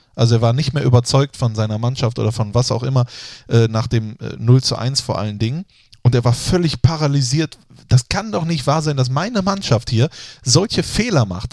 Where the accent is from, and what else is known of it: Germany